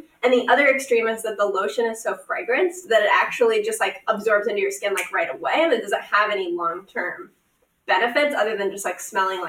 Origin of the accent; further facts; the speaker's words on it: Nebraska, United States; I grew up in Nebraska, where there is very few bodies of water.